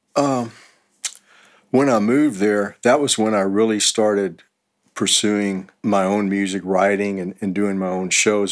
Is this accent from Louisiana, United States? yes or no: no; Houston, Texas, United States; moved away as an adult; also born or lived in Los Angeles; now in Austin, United States; I'm originally from Houston, and uh, in '88 I moved to Los Angeles for about three years